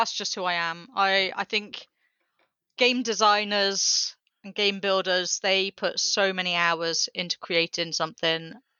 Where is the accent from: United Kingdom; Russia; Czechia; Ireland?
United Kingdom; England; accent: English; my English accent